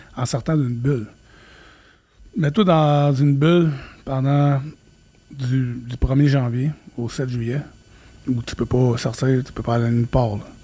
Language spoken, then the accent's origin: French; Quebec, Canada; Je suis québécois